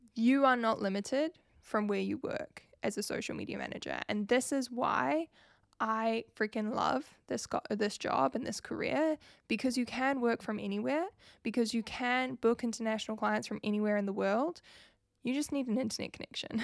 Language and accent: English; New Zealand; if you couldn't pick up from my accent, I am from New Zealand